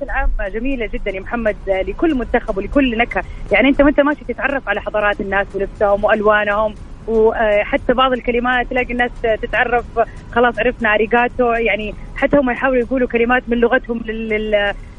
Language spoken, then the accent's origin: Arabic; Saudi Arabia; كان لنا بصمه كسعوديين